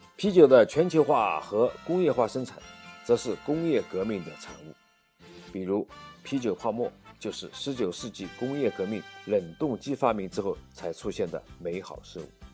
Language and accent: Chinese; China; 我们中国人